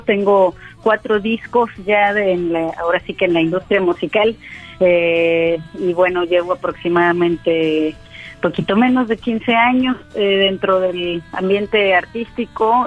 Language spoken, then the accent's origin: Spanish; Villahermosa, Tabasco, Mexico; also born or lived in Jalapa; now in Mérida, Mexico; yo soy original de Villahermosa, Tasco, radico en el Mayar... en Mérida, Yucatán